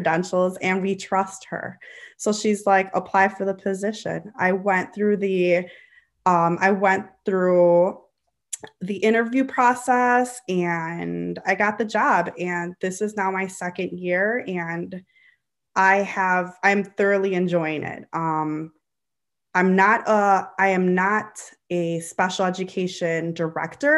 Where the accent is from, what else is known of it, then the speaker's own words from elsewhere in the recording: Illinois, United States; accepted as a practicum student in my hometown. It's a very large school district. It's one of the 10 largest districts in Illinois